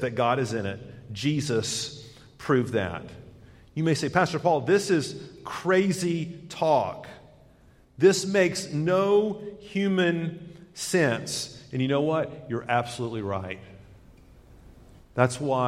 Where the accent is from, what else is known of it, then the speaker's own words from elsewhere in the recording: United States; we love freedom as Americans